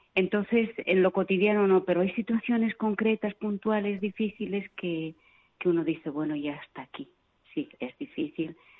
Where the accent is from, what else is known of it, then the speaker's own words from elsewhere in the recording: Vitoria-Gasteiz, Basque Country, Spain; moved away as an adult; also born or lived in Venezuela / Argentina; now in Yaoundé, Cameroon; yo soy de Vitoria